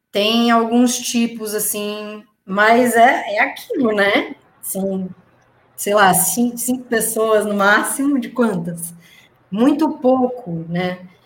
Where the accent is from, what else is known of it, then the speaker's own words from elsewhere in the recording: Tatuí, São Paulo, Brazil; now in Rio de Janeiro, Brazil; eu vim de Tatuí para o Rio, é, eu toquei numa banda de salsa que a gente ensaiava todo domingo